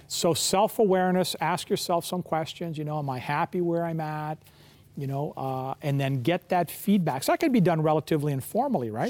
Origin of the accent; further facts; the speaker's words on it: Kensington Market, Ontario, Canada; I grew up in Kensington Market